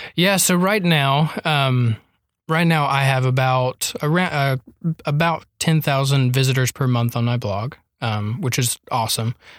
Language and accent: English; North Carolina, United States; moved away as an adult; also born or lived in Lindale, Texas; now in Tyler, United States; I'm from North Carolina.